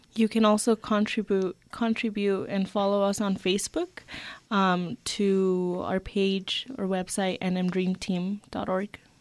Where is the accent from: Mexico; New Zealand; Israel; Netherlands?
Mexico; Cuauhtémoc, Chihuahua; also born or lived in New Mexico; now in Santa Fe, United States; I was born in Cuauhtémoc, Chihuahua, and I've been in the United States for approximately fifteen years alongside with my family